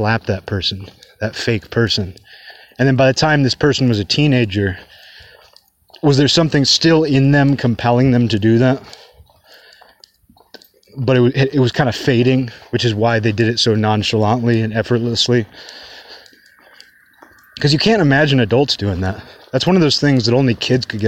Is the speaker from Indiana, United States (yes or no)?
no; Kirkland, Washington, United States; now in Olympia, United States; my hometown changed so much just over the span of my childhood. Like it went from kind of a more of a small town feel. You know, it's the suburbs of Seattle